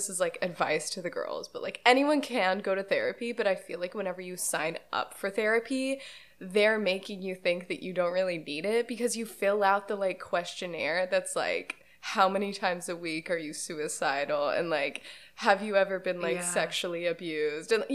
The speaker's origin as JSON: {"language": "English", "town": "Houston", "region": "Texas", "country": "United States"}